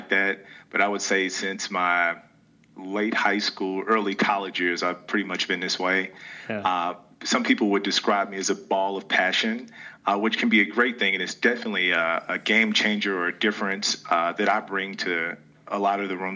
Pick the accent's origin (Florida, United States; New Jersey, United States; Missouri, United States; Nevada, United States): Missouri, United States; St. Louis; I'm originally from St. Louis. I grew up in North County